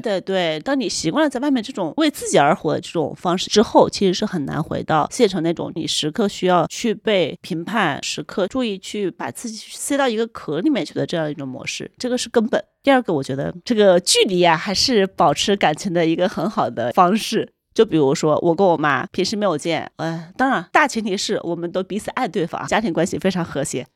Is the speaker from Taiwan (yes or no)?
no; Hunan, China; moved away as an adult; now in Beijing, China; 我老家是一个湖南的十八线小县城，其实是前几年刚刚摘掉了国家级贫困线的帽子，但它有一个背景在于它有一百五十万人口，就属于一个规模很大的县城